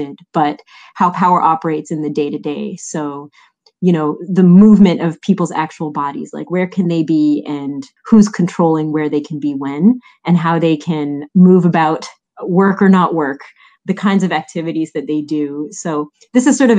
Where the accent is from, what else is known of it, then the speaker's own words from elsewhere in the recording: Montreal, Quebec, Canada; I'm Canadian, I'm from Montreal.